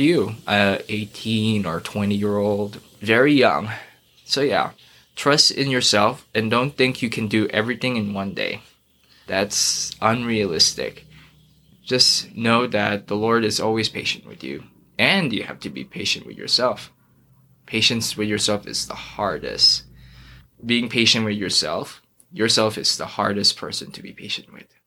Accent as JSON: {"language": "English", "region": "Dubai", "country": "United Arab Emirates", "tie": "born or raised there", "also_born_or_lived": "Philippines", "moved": "yes", "lives_now": "Idaho, United States", "said": "So, I'm from the Philippines. I grew up there, and then went to Dubai when I was four years old"}